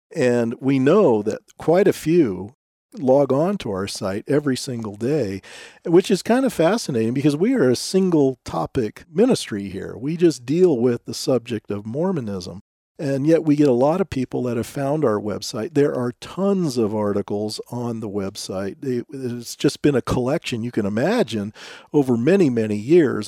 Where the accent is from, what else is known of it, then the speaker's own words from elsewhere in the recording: Southern California, United States; many of whom I grew up with living in Southern California at the time